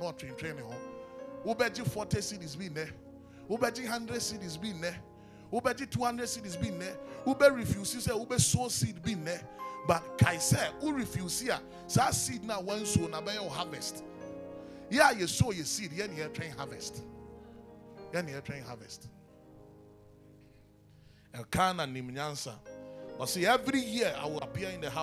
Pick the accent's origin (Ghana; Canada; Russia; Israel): Ghana; also born or lived in Kumasi, Ghana; I grew up playing instruments in the church. Anybody who knows me in the Presby Church in Kaswa knows that. I mean, when we moved from Kumasi to Kaswa